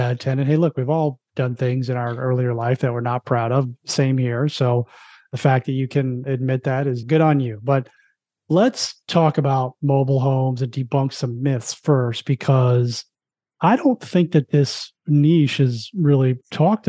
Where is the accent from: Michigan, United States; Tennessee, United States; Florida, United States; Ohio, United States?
Florida, United States; South; I grew up in South Florida